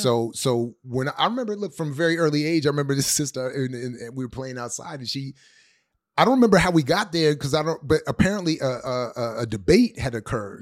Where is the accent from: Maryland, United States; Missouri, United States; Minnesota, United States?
Maryland, United States; Columbia; also born or lived in Washington, D.C.; I was born not far from here in D C